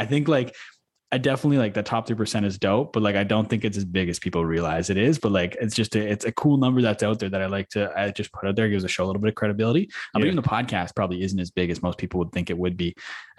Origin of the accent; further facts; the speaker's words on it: Manitoba, Canada; which was 12 years old, I believe, is as early as we could play where I grew up in Manitoba.